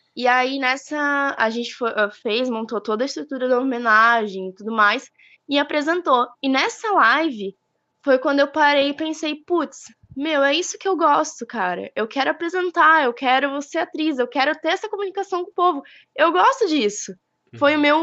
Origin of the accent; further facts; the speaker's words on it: Botuverá, Santa Catarina, Brazil; sou aqui de Botuverá